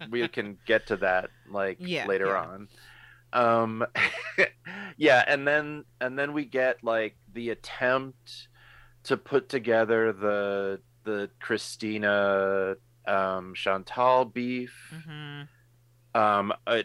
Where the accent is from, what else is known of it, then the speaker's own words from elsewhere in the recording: New York, United States; growing up in New York